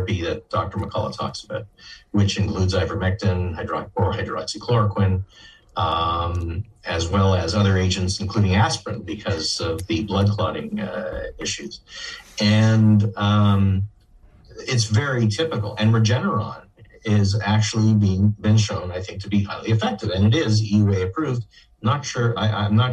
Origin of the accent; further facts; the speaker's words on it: Canada; I'm from Canada